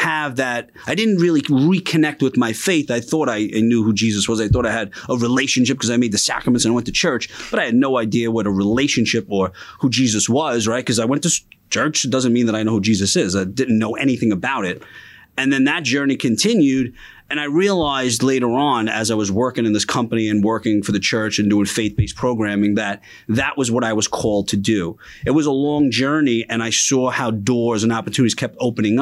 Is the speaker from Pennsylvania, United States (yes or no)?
no; New York City, New York, United States; I grew up in Bensonhurst, Brooklyn.